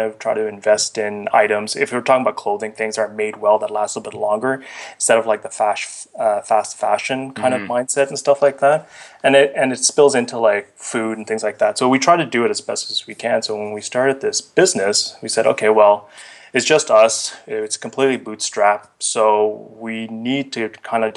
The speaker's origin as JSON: {"language": "English", "town": "Ottawa", "region": "Ontario", "country": "Canada", "tie": "born or raised there", "also_born_or_lived": "Vietnam / India", "said": "I kind of grew up in Ottawa. I was born in Vietnam and lived in India, then moved to Ottawa at a pretty early age"}